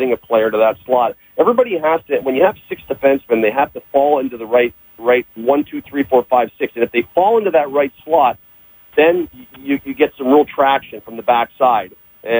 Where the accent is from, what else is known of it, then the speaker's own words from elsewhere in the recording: Canada; just being Canadian